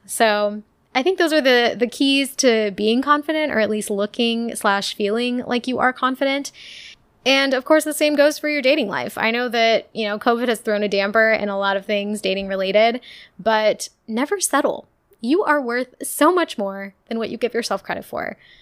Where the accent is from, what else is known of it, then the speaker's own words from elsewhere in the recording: Ohio, United States; I was from Ohio